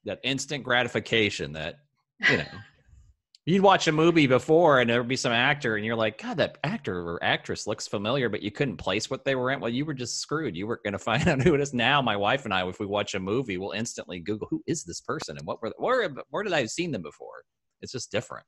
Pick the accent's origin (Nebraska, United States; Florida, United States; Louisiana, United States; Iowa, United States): Nebraska, United States; Lincoln; moved away; I'm just back from a whirlwind trip to my hometown of Lincoln, Nebraska